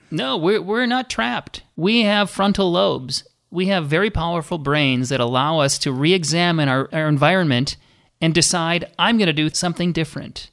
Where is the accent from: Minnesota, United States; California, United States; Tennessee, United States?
Minnesota, United States; I grew up in Minnesota